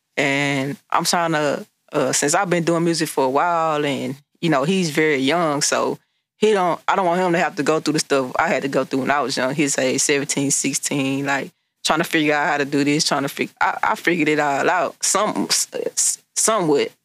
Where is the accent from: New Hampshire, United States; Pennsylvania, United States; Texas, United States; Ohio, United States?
Texas, United States; Beaumont; I'm from Beaumont, Texas